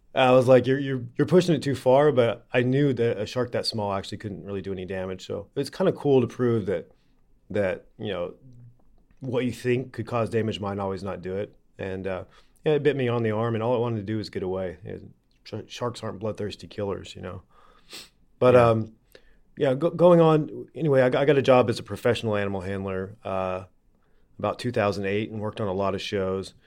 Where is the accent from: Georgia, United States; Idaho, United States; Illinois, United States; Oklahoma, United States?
Oklahoma, United States; now in California, United States; I grew up in Oklahoma